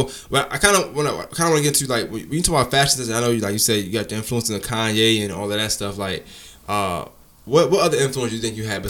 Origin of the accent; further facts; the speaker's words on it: New York City, New York, United States; moved away; I'm from Brooklyn.